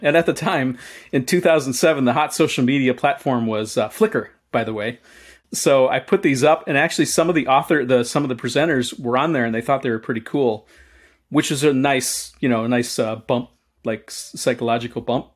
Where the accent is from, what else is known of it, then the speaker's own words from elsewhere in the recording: Chicago, Illinois, United States; as a kid, I lived, I grew up in Chicago